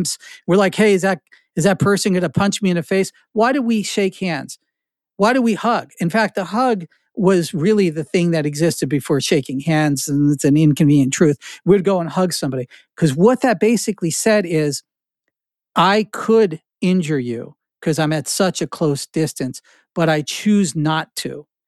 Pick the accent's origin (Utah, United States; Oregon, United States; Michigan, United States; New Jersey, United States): New Jersey, United States; moved away; This is what I grew up in Jersey.